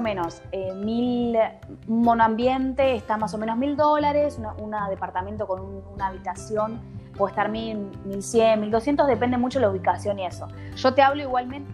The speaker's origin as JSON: {"language": "Spanish", "region": "Buenos Aires", "country": "Argentina", "moved": "as an adult", "lives_now": "Switzerland", "said": "yo soy de Buenos Aires"}